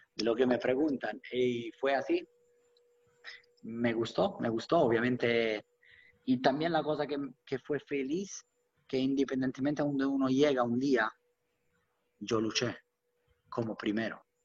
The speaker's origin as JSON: {"language": "Spanish", "town": "Rome", "region": "Lazio", "country": "Italy", "tie": "born or raised there", "second_language": "Spanish", "moved": "as an adult", "lives_now": "United States", "said": "soy nacido y crecido por la verdad en una, ciudad única"}